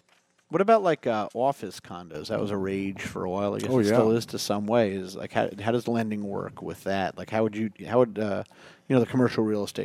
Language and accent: English; New York City, New York, United States; moved away; I was born in the Bronx.